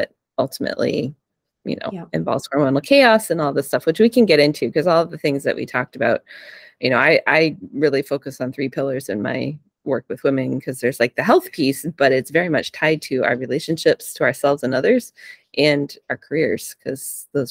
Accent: Vermont, United States; I grew up in Vermont

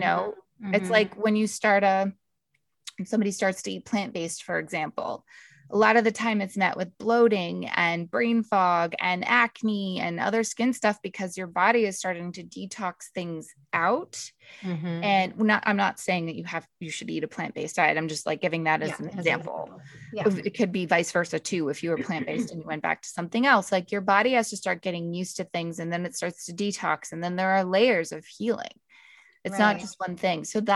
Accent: Canada; I'm from Canada

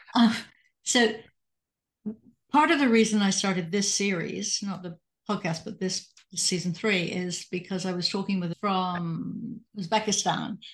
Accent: England, United Kingdom; also born or lived in Catasauqua, Pennsylvania; now in United States; in the fifty years I've lived in the United States, I'm originally from England

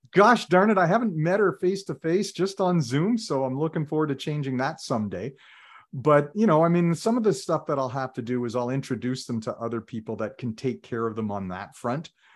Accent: Ottawa, Ontario, Canada; also born or lived in Toronto; when I was very young and we moved from Toronto to Ottawa

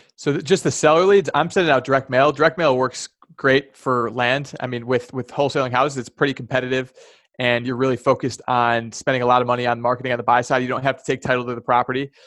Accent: Chicago, Illinois, United States; moved away as an adult; also born or lived in California / Charlotte / Boston; I grew up born and raised in the Chicagoland area

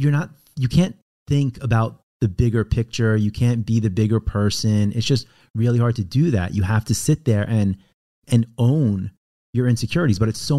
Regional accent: Roslyn, New York, United States; born or raised there

